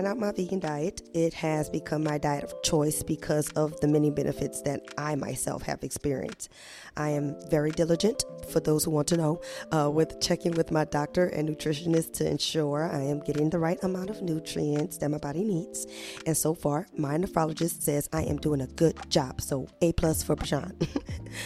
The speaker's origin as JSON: {"language": "English", "town": "New Orleans", "region": "Louisiana", "country": "United States", "tie": "born or raised there", "said": "I grew up in New Orleans, Louisiana"}